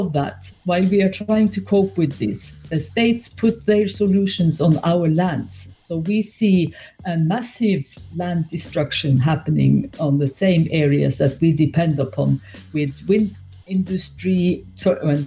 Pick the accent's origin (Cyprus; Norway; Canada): Norway; I'm from Norway